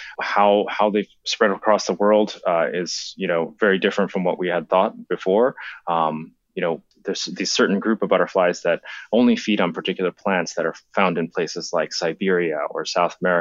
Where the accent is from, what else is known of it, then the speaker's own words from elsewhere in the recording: Japan; moved away; When I was a kid, I grew up in Japan